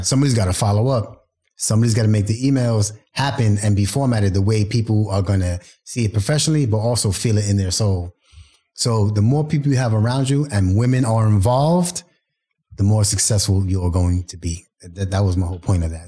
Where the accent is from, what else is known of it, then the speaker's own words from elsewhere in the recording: New York City, New York, United States; Brooklyn's my hometown